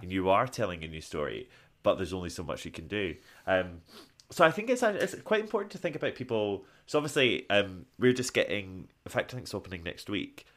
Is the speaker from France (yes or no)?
no; Scotland, United Kingdom